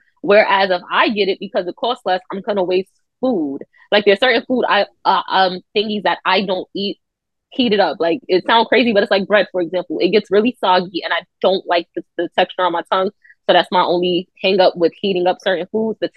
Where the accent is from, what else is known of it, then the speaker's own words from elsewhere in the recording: New York, United States; I'm from New York